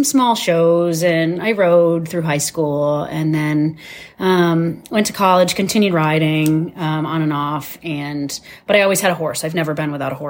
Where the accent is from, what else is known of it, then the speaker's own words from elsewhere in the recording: Massachusetts, United States; born there; now in New Hampshire, United States; Hi, I am from New Hampshire. I was born in Massachusetts, and I have lived in New Hampshire for over 25 years.